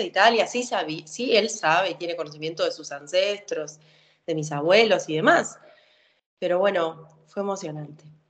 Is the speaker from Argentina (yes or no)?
yes; Argentina; soy una argentina que te va a decir que se crió con el asado